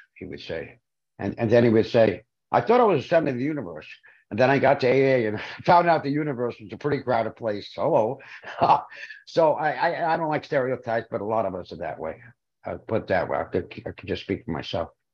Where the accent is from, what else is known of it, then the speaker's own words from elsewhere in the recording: New York City, New York, United States; I'm from Brooklyn